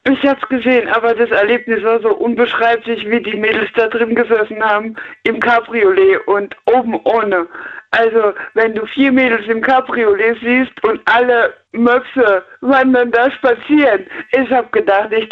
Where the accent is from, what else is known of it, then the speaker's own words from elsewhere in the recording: near Frankfurt, Hesse, Germany; Hessen. Äh, Kassel die oder eher Ecke, die, die hessische Ecke, eher Frankfurt.